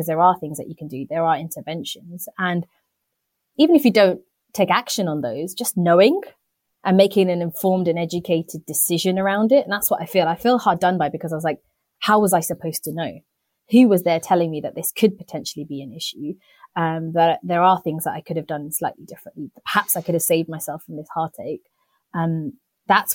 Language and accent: English; United Kingdom; I'm a British born Indian